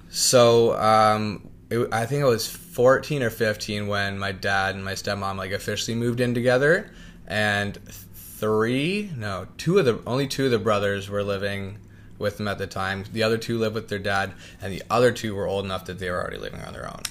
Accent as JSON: {"language": "English", "town": "Niagara Falls", "region": "Ontario", "country": "Canada", "tie": "born or raised there", "also_born_or_lived": "Chippawa, Ontario / London, Ontario", "lives_now": "Toronto, Canada", "said": "I was born and raised in Niagara Falls"}